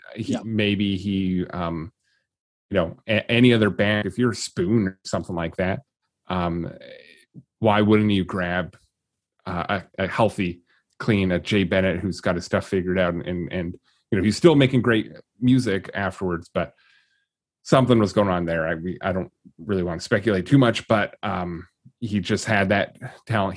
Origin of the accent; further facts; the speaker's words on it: Vancouver, British Columbia, Canada; as a Vancouverite, I sound probably the same